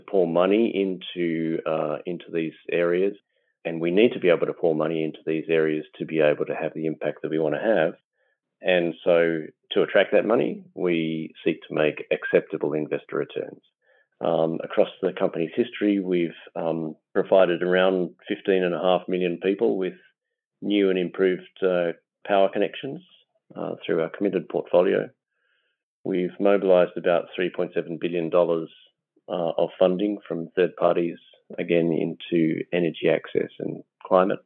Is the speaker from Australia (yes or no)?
yes; Australia; now in London, United Kingdom; Normally based in London, although I'm Australian originally.